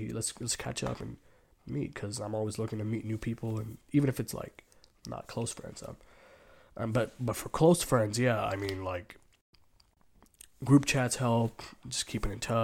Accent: United States; growing up most of the time in this country

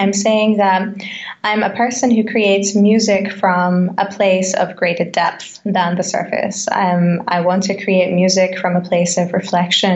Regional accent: Australia; now in Germany; an Australian singer-songwriter, yogi, and I would say mindfulness practitioner, living in Germany

